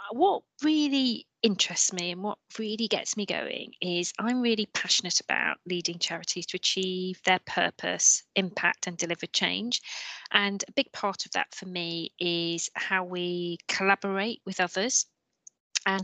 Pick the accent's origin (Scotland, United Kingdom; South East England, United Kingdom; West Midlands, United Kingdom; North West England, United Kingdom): North West England, United Kingdom; Merseyside; moved away as an adult; also born or lived in Manchester / London; I grew up in Merseyside, which is near Liverpool in the 80s